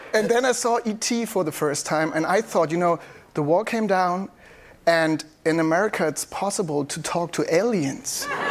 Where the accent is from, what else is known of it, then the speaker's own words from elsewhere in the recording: Anklam, Mecklenburg-Vorpommern, Germany; Ich bin geboren in Anklam